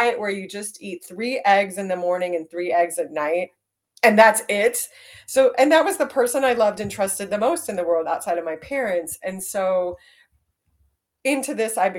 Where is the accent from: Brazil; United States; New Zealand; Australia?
United States; Dallas, Texas; I grew up in Dallas